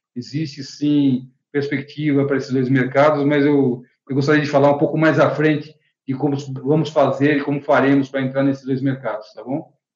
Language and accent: Portuguese; Brazil; como brasileiros